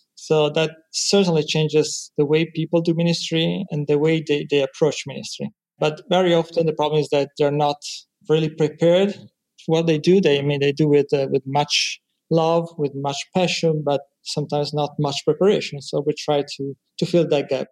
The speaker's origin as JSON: {"language": "English", "country": "Italy", "said": "I'm from Italy, 100% Italian."}